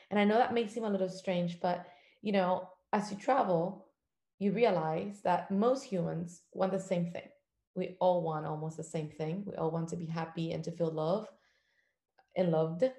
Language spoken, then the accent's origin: English; Cuba; moved away; I am from a country that didn't allow me to travel or discover any part of the world until I left it.